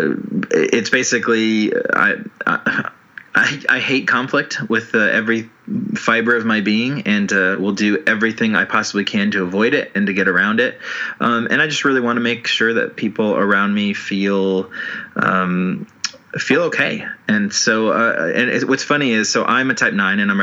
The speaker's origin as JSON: {"language": "English", "town": "Chicago", "region": "Illinois", "country": "United States", "said": "I'm from Chicago, Illinois. Well, right outside of Chicago"}